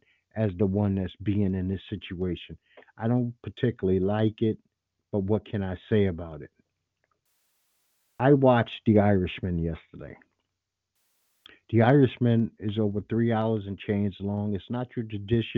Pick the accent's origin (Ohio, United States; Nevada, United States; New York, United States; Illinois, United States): New York, United States; New York City; I'm a New Yorker, native New Yorker.